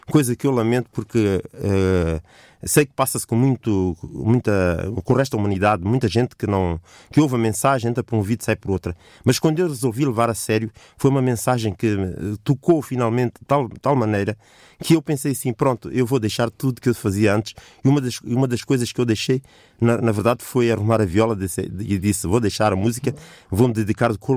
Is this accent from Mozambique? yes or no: yes; Mozambique; participei num concurso em Moçambique, que é o meu país de origem